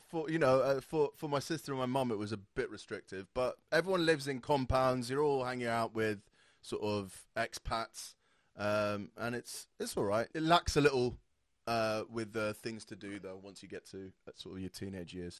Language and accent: English; Saudi Arabia; moved away; I grew up in Saudi Arabia